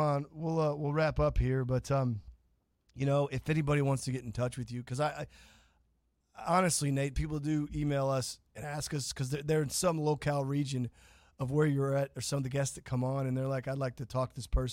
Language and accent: English; Kansas, United States; now in Florida, United States; I'm from Kansas. I was born there